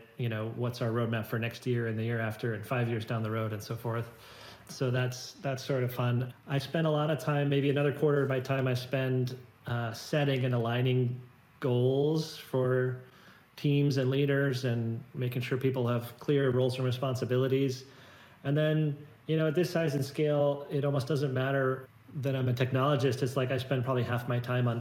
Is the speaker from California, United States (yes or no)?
yes; Silicon Valley, San Francisco Bay Area, California, United States; I've grown up in Silicon Valley. My parents were engineers. I was born in the Bay Area, San Francisco Bay Area